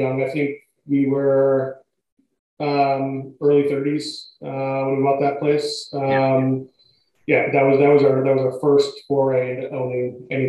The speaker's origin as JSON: {"language": "English", "region": "Connecticut", "country": "United States", "tie": "born or raised there", "also_born_or_lived": "Rhode Island", "lives_now": "Boston, United States", "said": "I've lived in the greater Boston area longer than I've lived anywhere else. I grew up in Connecticut."}